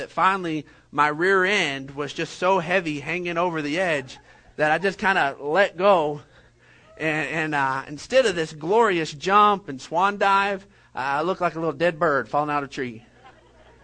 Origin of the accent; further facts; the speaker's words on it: Odessa, Texas, United States; Whenever I was graduating from Permian almost decades ago